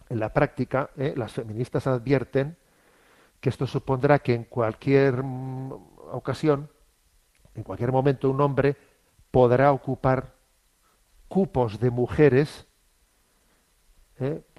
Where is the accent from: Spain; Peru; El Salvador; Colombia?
Spain; Yo soy español, ¿eh? yo mi sentimiento es ser español